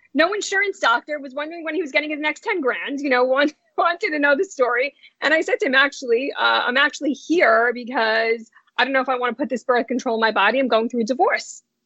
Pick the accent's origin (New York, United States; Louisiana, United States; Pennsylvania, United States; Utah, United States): New York, United States; New York City; also born or lived in New Jersey; I am a native New Yorker, born and bred in Brooklyn, New York.